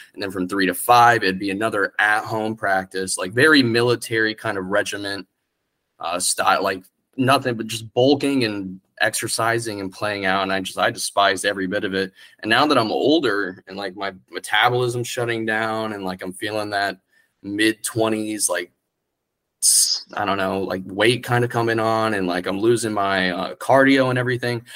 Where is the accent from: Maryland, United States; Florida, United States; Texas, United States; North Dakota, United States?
Florida, United States; Orlando; also born or lived in Kissimmee, Florida / Poinciana, Florida / St. Cloud, Florida; I moved to St. Cloud and I'm then Orlando